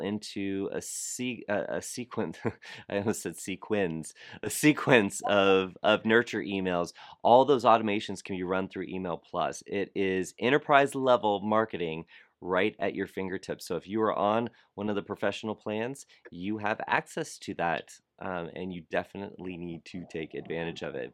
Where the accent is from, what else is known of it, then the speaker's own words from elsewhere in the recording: South Florida, United States; I grew up in South Florida